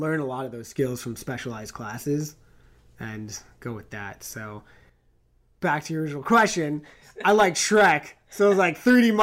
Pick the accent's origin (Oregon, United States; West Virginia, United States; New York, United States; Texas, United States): New York, United States; New York City; moved away as an adult; also born or lived in Long Island / Chicago; now in California, United States; I'm from New York. I was born in the city and I lived out on the island